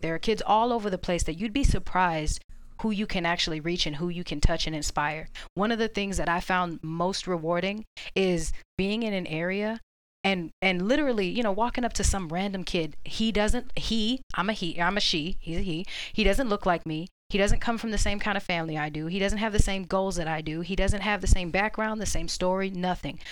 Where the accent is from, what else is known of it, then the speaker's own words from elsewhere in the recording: Orlando, Florida, United States; moved away as an adult; now in Georgia, United States; I'm from Orlando